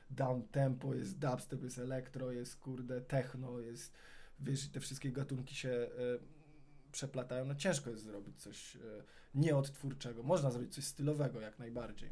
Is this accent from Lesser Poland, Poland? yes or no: no; Warsaw, Masovian Voivodeship, Poland; na mojej ulicy, na której się wychowałem, ulicy Kajki w Aninie, w Wawrze